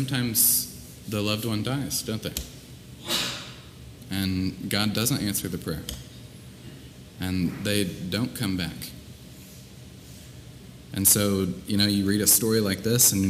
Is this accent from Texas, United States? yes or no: no; Columbia, Missouri, United States; moved away; my hometown, Columbia, Missouri.